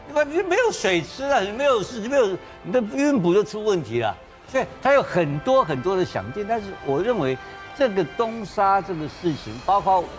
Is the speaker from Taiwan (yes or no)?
yes; Taiwan; 这个我们台湾人知不知道？